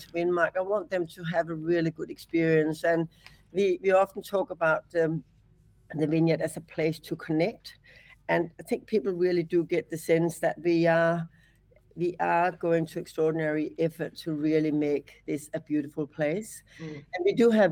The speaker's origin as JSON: {"language": "English", "town": "Copenhagen", "region": "Capital Region of Denmark", "country": "Denmark", "moved": "yes", "lives_now": "Australia", "said": "I'm from Copenhagen"}